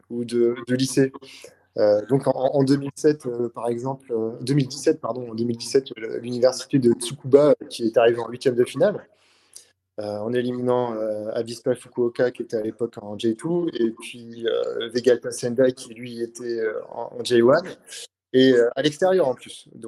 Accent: Valence, Auvergne-Rhône-Alpes, France; moi je viens de Valence, hein, dans la Drôme.

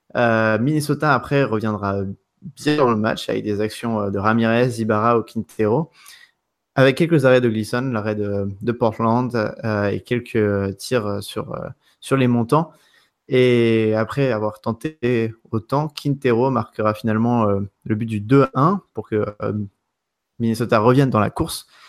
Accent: France; je suis français

